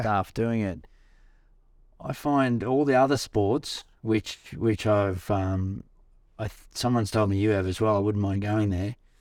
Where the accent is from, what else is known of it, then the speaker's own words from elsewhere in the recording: Australia; being an Australian